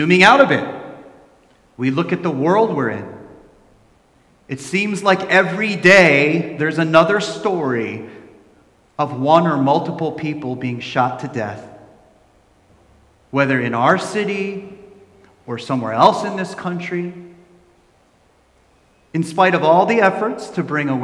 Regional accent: New Jersey, United States; I grew up in New Jersey

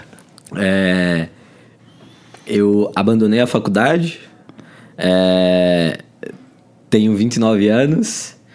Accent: Alagoas, Brazil; moved away as an adult; now in São Paulo, Brazil; Cara, sou é alagoano.

